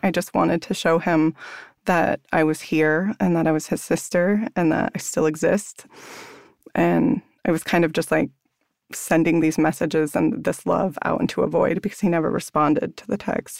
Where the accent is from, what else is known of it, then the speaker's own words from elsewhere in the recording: La Conner, Washington, United States; growing up in Squamish, my mom is Coast Salish